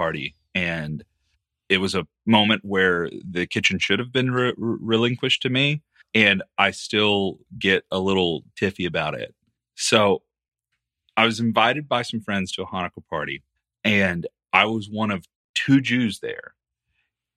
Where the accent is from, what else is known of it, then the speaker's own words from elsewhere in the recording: Texas, United States; being from the South and being from Texas